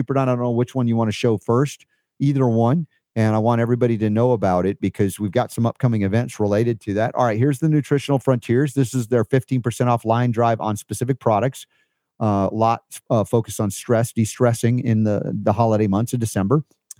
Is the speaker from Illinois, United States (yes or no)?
no; New York, United States; moved away; also born or lived in Florida / Georgia; I was a transplanted honorary Southerner from New York. We went to Florida, then we get into Georgia, and Coca-Cola is owned there.